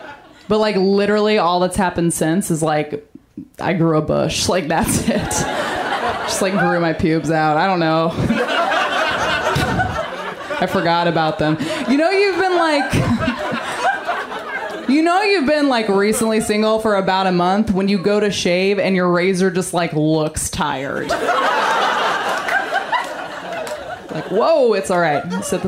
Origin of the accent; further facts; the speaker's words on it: Maine, United States; No, Maine. I'm from Maine.